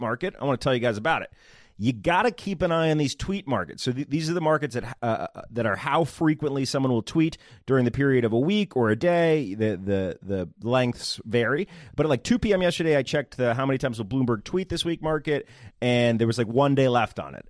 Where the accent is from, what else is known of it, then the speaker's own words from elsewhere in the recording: Northern Virginia, United States; I'm from Northern Virginia, the good part, the part that West Virginia wants to take